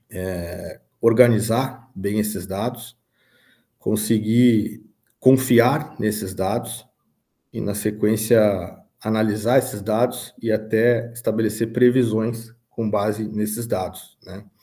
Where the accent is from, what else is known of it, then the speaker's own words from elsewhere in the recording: São Gabriel, Rio Grande do Sul, Brazil; Eu sou natural de São Gabriel, tenho 37 anos e estou há 10 anos à frente aí da Labernache Agricultura e Pecuária.